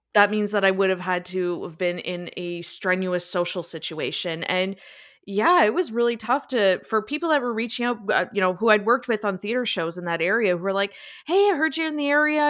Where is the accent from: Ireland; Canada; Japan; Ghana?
Canada; Niagara, Ontario; moved away as an adult; now in London, Canada; I moved from my hometown, Niagara, and I moved to London, Ontario